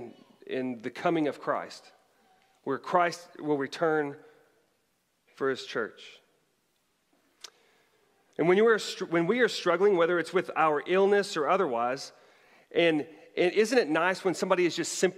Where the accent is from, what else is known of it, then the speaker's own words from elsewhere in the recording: Bartlesville, Oklahoma, United States; moved away; it actually resides in my hometown of Bartlesville, Oklahoma